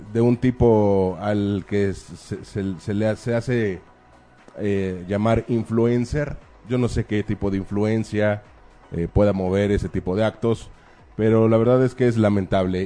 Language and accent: Spanish; Mexico; Soy un mexicano